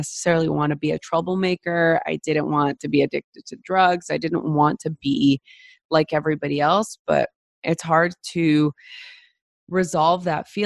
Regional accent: Los Angeles, California, United States; I grew up in East Los Angeles during the LA riots

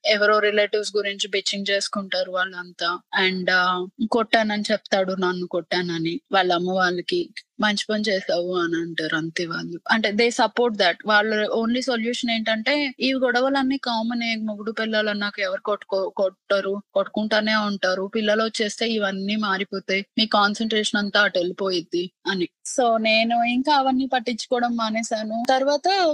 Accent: India; moved away; చిన్నప్పటి నుంచి పెరిగిన ఇండియాలో ఫ్రెండ్స్

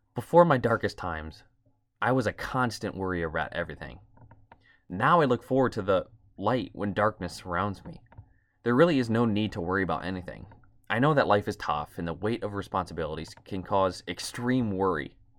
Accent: outside Toledo, Ohio, United States; I grew up in a medium-sized city outside, outside of Toledo, Ohio

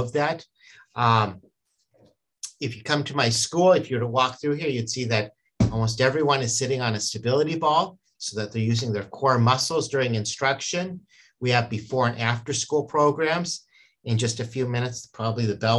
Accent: San Diego, California, United States; now in Minnesota, United States; I grew up in San Diego, we called it PE

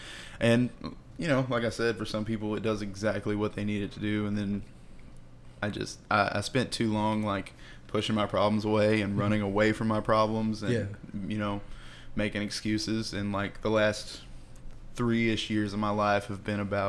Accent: Poughkeepsie, Arkansas, United States; Poughkeepsie, Arkansas.

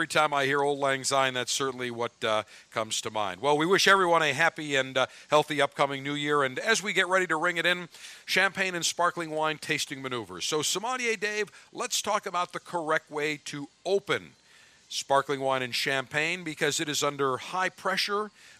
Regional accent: Buffalo, New York, United States; which was Channel 4 growing up in Buffalo.

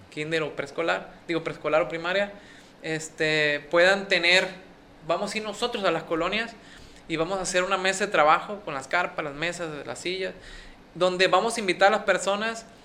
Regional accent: Escuinapa, Sinaloa, Mexico; yo soy de Escuinapa, soy de este pueblo.

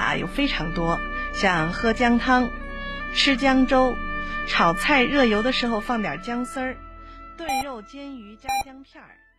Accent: Sichuan, China; 咱们四川人

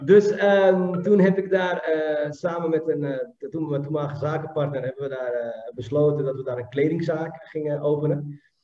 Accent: Amsterdam, North Holland, Netherlands; ik kom uit Amsterdam

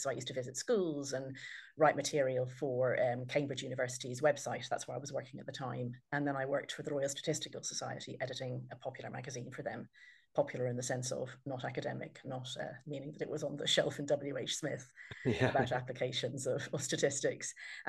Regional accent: Ireland; I sound English by Irish people and Irish by English people, but hopefully some trace of the fact that I'm actually Irish born and bred is still audible in my voice. I'm the eldest of 9 kids in a large Irish Catholic family.

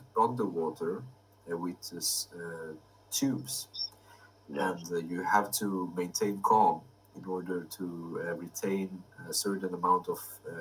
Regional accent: Sweden; born there; So I was born in Sweden and I lived abroad for many years

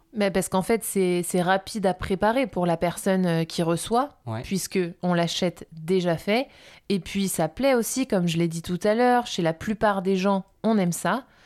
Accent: France; on est beaucoup de Français

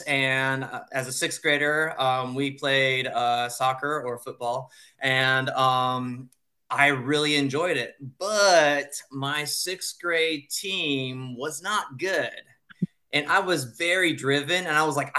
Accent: Japan; moved away; I'm from Japan, born and raised there. I went to an international school.

